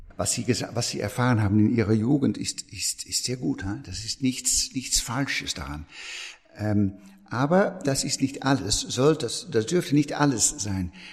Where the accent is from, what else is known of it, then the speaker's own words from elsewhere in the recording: Netherlands; German is a second language; moved away as an adult; now in France; ich bin Niederländer von, von Geburt